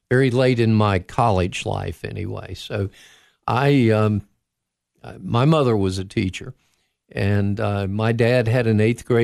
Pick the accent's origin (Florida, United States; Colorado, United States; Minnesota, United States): Florida, United States; also born or lived in -; But I grew up after we moved to Florida while I was at 14. I, I grew up near the Kennedy Space Center.